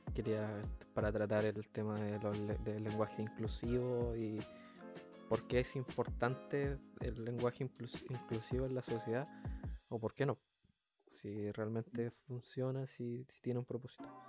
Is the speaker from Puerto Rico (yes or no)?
no; Chile; nosotros los mm. chilenos tenemos muchas palabras que no son parte del lenguaje